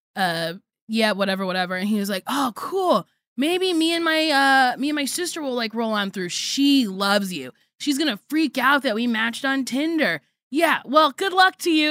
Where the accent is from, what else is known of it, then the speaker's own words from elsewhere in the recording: New Jersey, United States; I sound like the white people I grew up